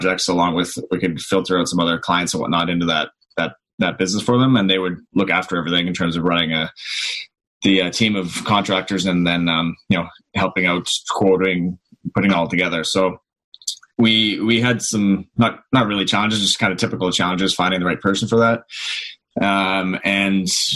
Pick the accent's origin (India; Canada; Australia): Canada; Newmarket, Ontario; also born or lived in Vaughan; now in Hamilton, Canada; Grew up in Newmarket